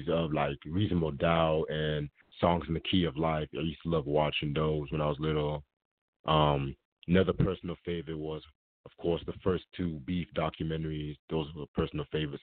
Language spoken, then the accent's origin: English; Raleigh, North Carolina, United States; Hailing from Raleigh, North Carolina. Shout out to the 919 in the building. My family is from Sierra Leone, Africa. Born and raised in Raleigh